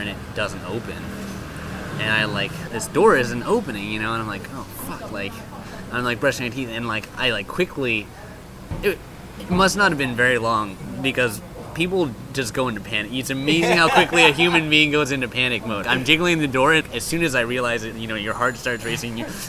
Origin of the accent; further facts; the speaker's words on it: Hong Kong; I grew up in Hong Kong